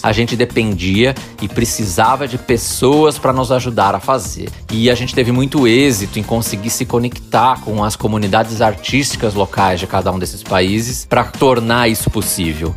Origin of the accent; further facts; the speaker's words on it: Piracicaba, São Paulo, Brazil; eu nasci em Piracicaba